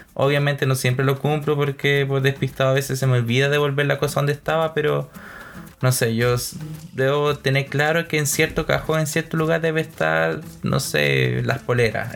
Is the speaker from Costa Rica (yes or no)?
yes; Costa Rica; moved away; yo soy costarricense, entonces venimos de una cultura gastronómica también muy distinta